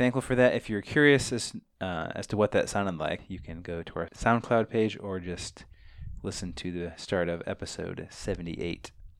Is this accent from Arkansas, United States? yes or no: no; Champaign, Illinois, United States; We are twin brothers from Champaign, Illinois